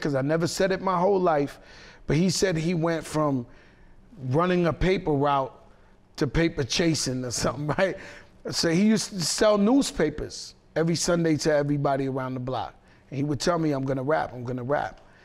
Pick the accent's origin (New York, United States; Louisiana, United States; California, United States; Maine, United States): New York, United States; New York City; I grew up in the Bronx